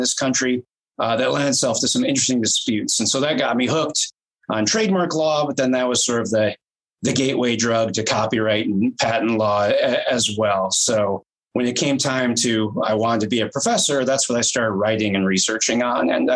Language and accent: English; United States; I'm from the United States